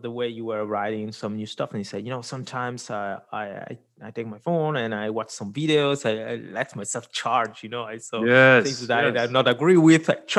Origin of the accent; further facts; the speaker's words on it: Switzerland; also born or lived in India; I was born in India, but I've been lucky enough to grow up here in Switzerland, middle of Europe